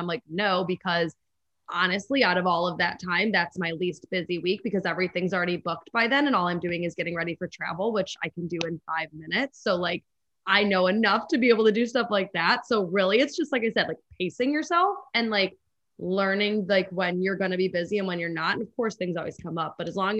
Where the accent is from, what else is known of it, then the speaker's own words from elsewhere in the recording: Chicago, Illinois, United States; also born or lived in Los Angeles; I'm from Chicago. So I always like booking Chicago trips